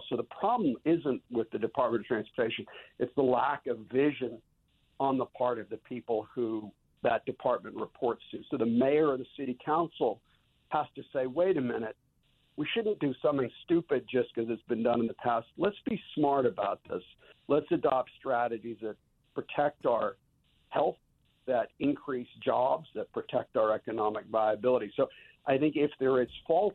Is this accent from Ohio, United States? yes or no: no; Connecticut, United States; moved away; I grew up in Connecticut